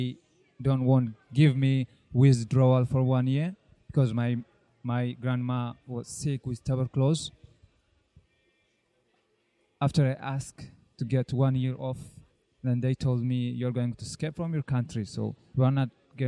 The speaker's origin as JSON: {"language": "English", "country": "Eritrea", "moved": "as an adult", "lives_now": "Israel", "said": "I'm from Eritrea. I've been in Israel since 2000, in the middle of 2010, almost 9 years."}